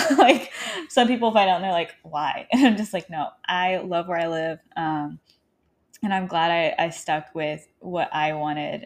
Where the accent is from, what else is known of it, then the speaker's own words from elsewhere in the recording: Arkansas, United States; moved away; I'm currently, um, in my hometown in Arkansas